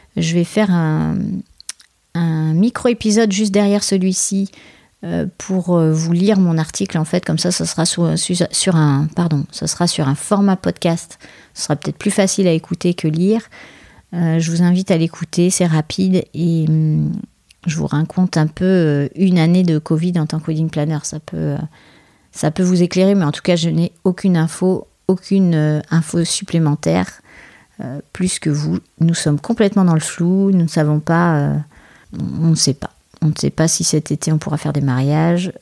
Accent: France; je suis française

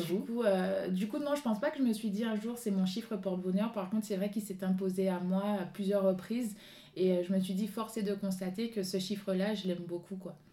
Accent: Guadeloupe; moved away; fille du soleil, je viens de la Guadeloupe

